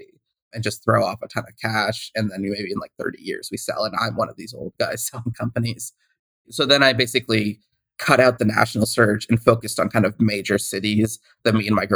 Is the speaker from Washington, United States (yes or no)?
yes; Seattle, Washington, United States; also born or lived in Boston; I grew up in the Seattle area